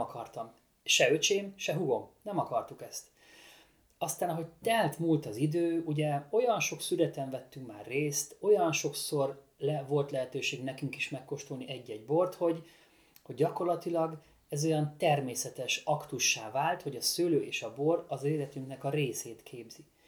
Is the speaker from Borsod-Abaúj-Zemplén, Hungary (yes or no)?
no; Balatonfüred-Csopak wine region, Veszprém County, Hungary; amikor 2015-ben hazaköltöztem, mi már előtte is ö, fiatal Füred, Füred csopakiból vidéki borászok